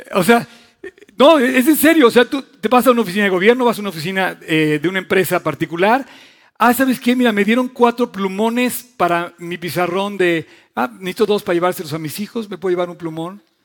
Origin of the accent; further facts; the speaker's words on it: Mexico; yo quiero a México, amo a mi país